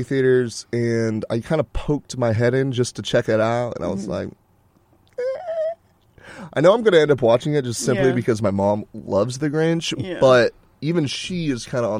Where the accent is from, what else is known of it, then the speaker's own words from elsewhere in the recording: United States; I guess it's because I'm American